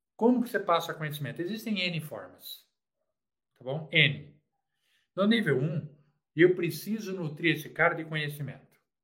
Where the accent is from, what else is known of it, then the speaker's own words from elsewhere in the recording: Brazil; Eu morei num quarto, cozinha e banheiro, num bairro simples chamado Campanário.